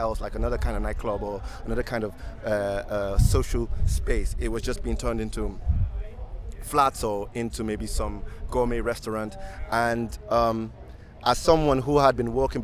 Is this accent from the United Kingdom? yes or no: yes; London, United Kingdom; also born or lived in Muswell Hill; I was born and bred in Hackney